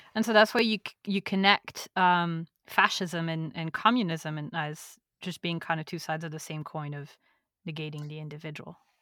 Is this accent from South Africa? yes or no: no; France; now in United States; growing up in France